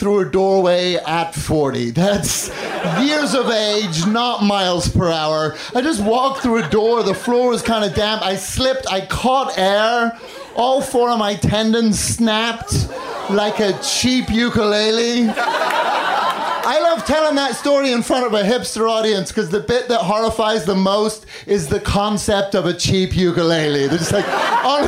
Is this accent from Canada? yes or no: no; Northern Ireland, United Kingdom; also born or lived in London; now in Chicago, United States; I do still live in Chicago. I've lived there for 13 years, but I grew up in Northern Ireland and London